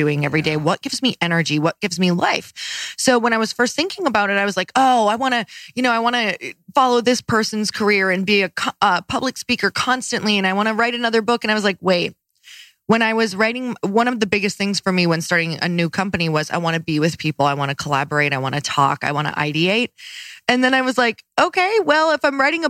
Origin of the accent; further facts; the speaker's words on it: Midwest, United States; I'm from the Midwest